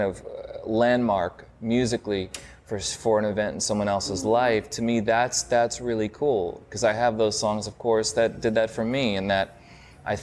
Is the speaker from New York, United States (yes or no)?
yes; New York, United States; growing up in New York back in the day